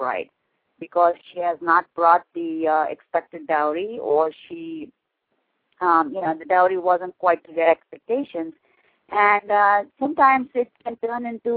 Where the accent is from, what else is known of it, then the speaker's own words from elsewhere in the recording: Belgaum, Karnataka, India; moved away as an adult; now in New Jersey, United States; I was born and raised in India, and I immigrated to the U.S. as a young bride in an arranged marriage in 1974. And my husband and I have been living in New Jersey since then.